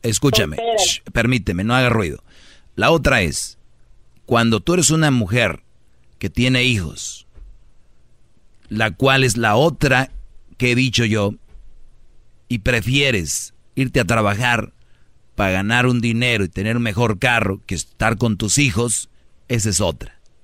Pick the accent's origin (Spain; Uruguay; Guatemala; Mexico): Mexico; Monterrey, Nuevo León; como buen regio